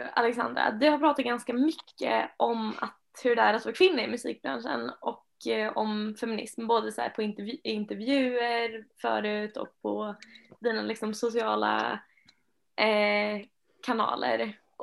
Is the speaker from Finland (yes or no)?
yes; Finland; now in Sweden; Jag kommer ju från Finland